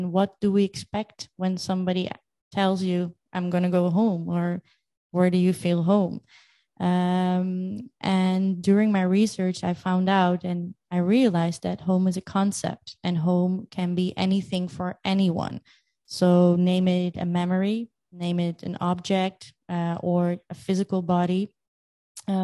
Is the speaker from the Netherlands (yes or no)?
yes; Netherlands; also born or lived in Crimea, Ukraine / Paris / Moscow / Hong Kong; I was born in Crimea, which makes me half Ukrainian and half Russian by blood. And since I'm two, I moved to the Netherlands.